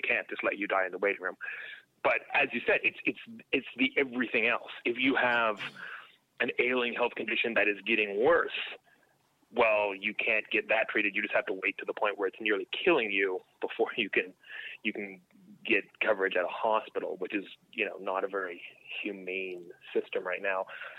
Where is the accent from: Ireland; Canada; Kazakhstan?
Canada; now in United States; one thing that's been kind of eye-opening being down here as a Canadian is there really is a different set of foundational principles.